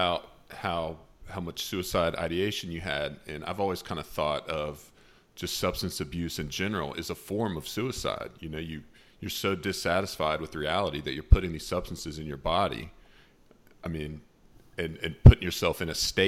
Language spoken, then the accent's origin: English; Charlotte, North Carolina, United States; moved away as an adult; now in Knoxville, United States; I live in Knoxville, Tennessee, but I'm from Charlotte, North Carolina